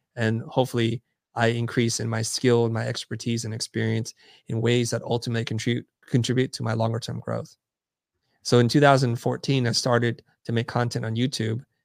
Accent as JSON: {"language": "English", "town": "San Jose", "region": "California", "country": "United States", "tie": "born or raised there", "also_born_or_lived": "Saigon, Vietnam / Kansas City, Missouri", "moved": "as an adult", "lives_now": "Los Angeles, United States", "said": "I pretty much grew up in San Jose up until I went off to college"}